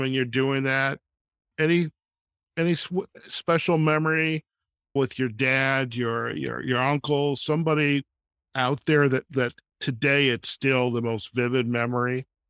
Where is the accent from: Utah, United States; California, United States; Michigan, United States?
Michigan, United States; I grew up in the Detroit suburbs, and we used to go down to this town. It was Monroe, Michigan.